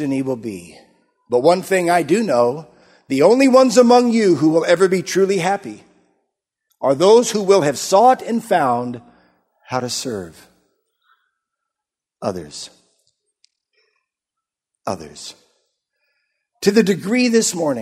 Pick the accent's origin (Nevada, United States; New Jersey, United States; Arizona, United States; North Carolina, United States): Arizona, United States; Yuma; moved away; I grew up in Arizona. We were there in Yuma, Arizona for many years